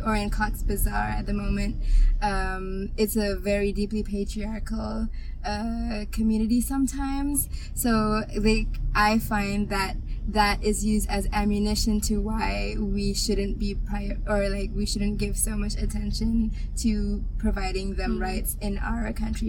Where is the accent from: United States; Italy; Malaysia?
Malaysia; we as a Malaysian society